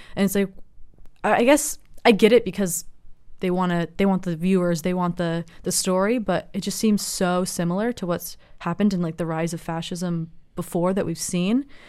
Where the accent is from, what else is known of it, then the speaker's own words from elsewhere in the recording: Los Angeles, California, United States; also born or lived in San Francisco; I'm from Los Angeles, but I go to school in San Francisco